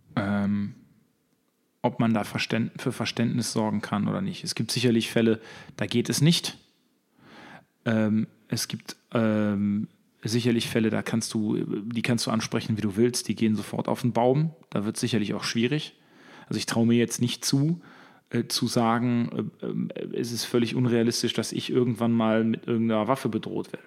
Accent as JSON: {"language": "German", "town": "Recklinghausen", "region": "North Rhine-Westphalia", "country": "Germany", "tie": "born or raised there", "said": "ich damals als Kind auf dem Gelände General Blumenthal, wo wir jetzt drüber sprechen, das zu entwickeln, als Kind gespielt habe in den, auf den Kohlebergen"}